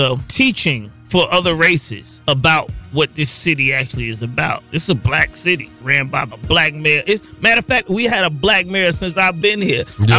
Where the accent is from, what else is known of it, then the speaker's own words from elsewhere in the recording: Old National Highway, Atlanta area, Georgia, United States; I'm from Old National Highway.